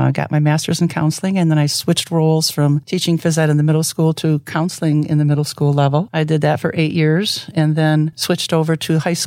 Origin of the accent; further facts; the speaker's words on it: Grand Rapids, Michigan, United States; I grew up right here in Grand Rapids on the northeast side, lived there my whole life